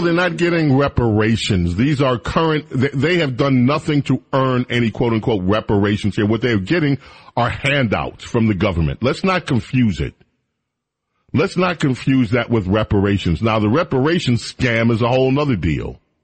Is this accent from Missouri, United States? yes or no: no; New York City, New York, United States; moved away; We had a neighbor when we lived in New York